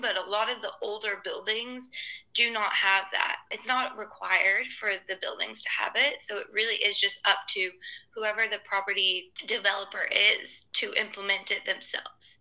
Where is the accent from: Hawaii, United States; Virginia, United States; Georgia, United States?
Georgia, United States; Atlanta; moved away as an adult; also born or lived in Los Angeles; now in Hong Kong; I'm originally from Atlanta, from the U.S., and then I moved to Hong Kong in 2015